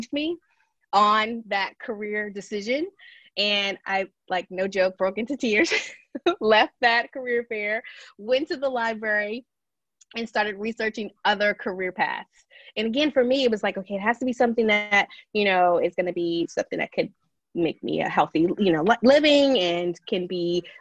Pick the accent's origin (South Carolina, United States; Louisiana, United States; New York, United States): Louisiana, United States; greater New Orleans area; now in Baton Rouge, United States; the greater New Orleans area is where I grew up and lived until I came to Baton Rouge in 1997 for college